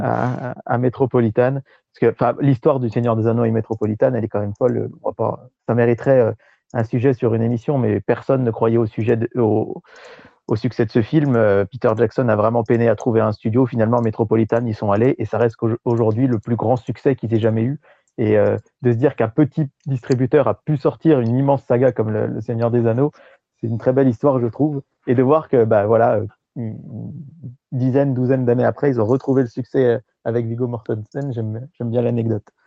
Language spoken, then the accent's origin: French; France